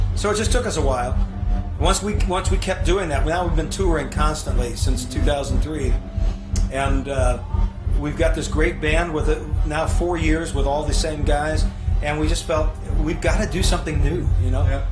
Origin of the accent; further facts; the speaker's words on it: Oakland, California, United States; born and raised near Oakland